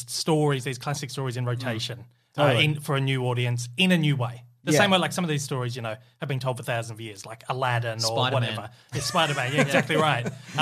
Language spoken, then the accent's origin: English; Australia; as an Australian, someone from Australia